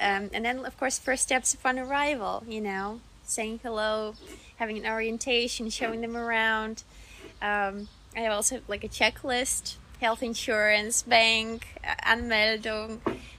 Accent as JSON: {"language": "English", "area": "near Minsk", "region": "Minsk Region", "country": "Belarus", "tie": "born or raised there", "second_language": "English", "moved": "as an adult", "lives_now": "Berlin, Germany", "said": "So I'm 32 years old. I'm from Belarus originally. I was born in Minsk. Yeah, the capital city. And I spent most of my life actually in Belarus. So I grew up also in like a small town near Minsk, in the suburbs basically."}